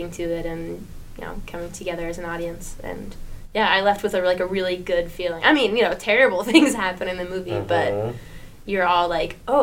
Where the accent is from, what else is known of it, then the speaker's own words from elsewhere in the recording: New Jersey, United States; I'm from New Jersey